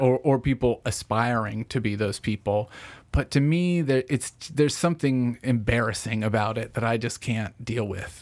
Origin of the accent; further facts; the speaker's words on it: Franklin, Tennessee, United States; also born or lived in Murfreesboro / New York; now in Nashville, United States; I grew up in, I grew up in Franklin here.